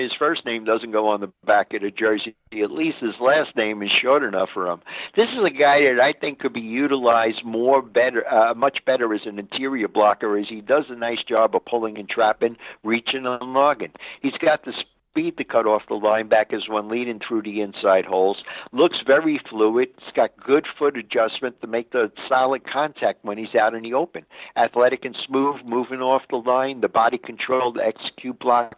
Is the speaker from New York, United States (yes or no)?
yes; New York City, New York, United States; I'm from Brooklyn